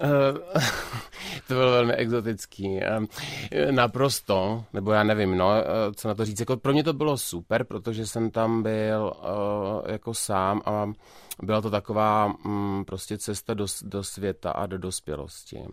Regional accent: Karlovy Vary, Karlovy Vary Region, Czechia; já jsem z Karlových varů

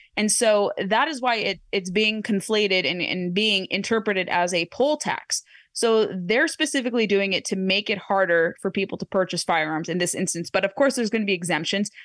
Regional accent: Orange County, California, United States; moved away; my hometown in Orange County

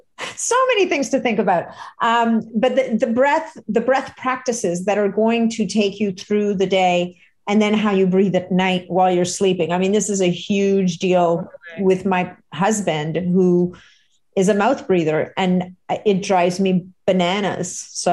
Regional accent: Canada; oh my God, I'm Canadian. We don't do that.

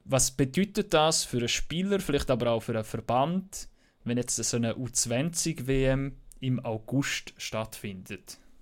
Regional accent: Switzerland; bei uns in der Schweiz

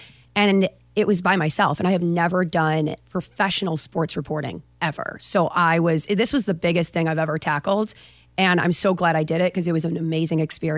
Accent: Buffalo, New York, United States; I have, so being in Buffalo, it's kind of the same accent, kind of, except I do harder A's.

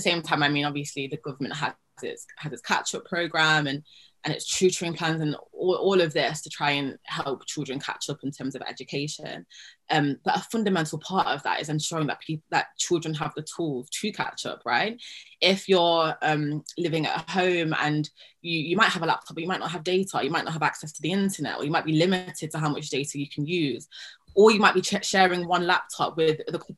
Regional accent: Nottingham, East Midlands, United Kingdom; moved away as an adult; also born or lived in Cambridge; now in Hampstead, London, United Kingdom; I grew up in Nottingham, so yeah, in the East Midlands

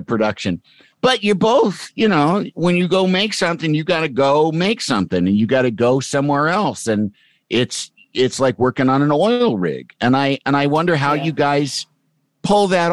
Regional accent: Midwest, United States; moved away; also born or lived in New York City; someone like me who grew up in the Midwest

